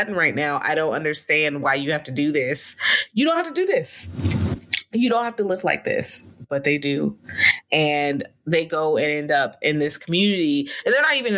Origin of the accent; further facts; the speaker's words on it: Richmond, Virginia, United States; I'm from Richmond, but Richmond is not far. It's in Virginia